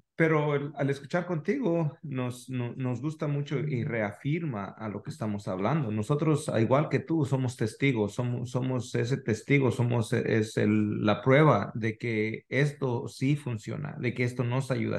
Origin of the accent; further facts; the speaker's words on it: Mexico; now in United States; somos mexicanos de corazón, pero al último de, también pues vivimos en otro país